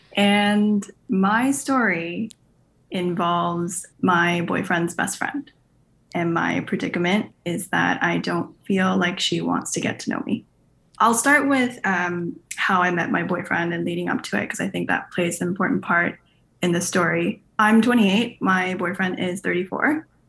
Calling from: Canada; I am calling in from Canada

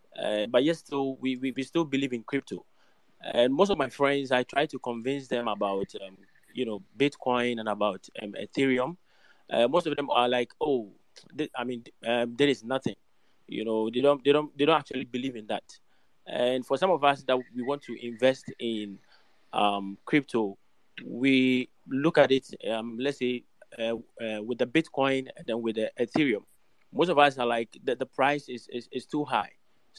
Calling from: Ghana; I'm actually speaking from Africa, to be precise, West Africa.

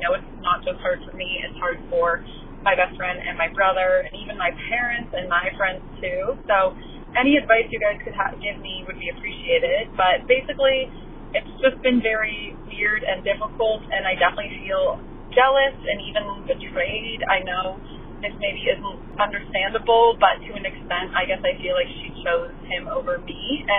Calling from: Canada; I'm calling from Canada today

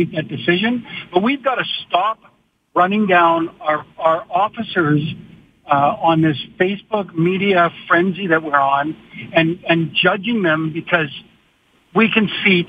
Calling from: Lethbridge, Alberta, Canada; I'm from Lethbridge here, down where the shooting happened or the runover happened.

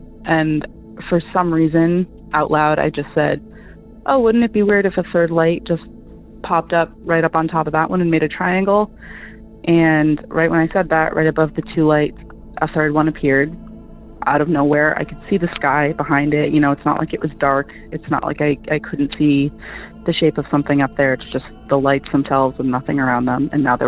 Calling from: Massachusetts, United States; I'm calling from Massachusetts

